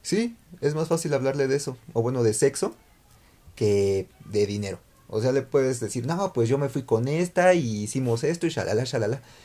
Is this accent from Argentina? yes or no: no; Mexico; debemos de cambiar como mexicanos